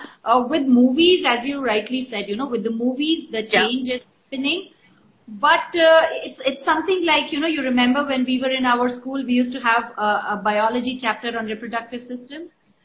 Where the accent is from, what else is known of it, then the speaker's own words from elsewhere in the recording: Rajasthan, India; I started with a bunch of women in Rajasthan, where that's my hometown.